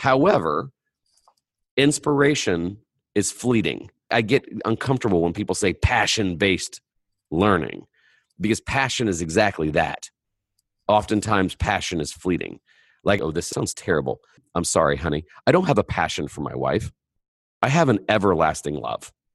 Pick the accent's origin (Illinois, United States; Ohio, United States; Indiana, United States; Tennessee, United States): Indiana, United States; I'm from Indiana